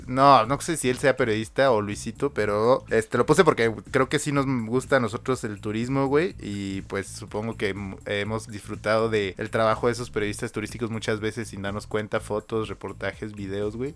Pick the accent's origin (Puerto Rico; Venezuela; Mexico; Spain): Mexico; Morelia, Michoacán; Yo soy ante nada moreliano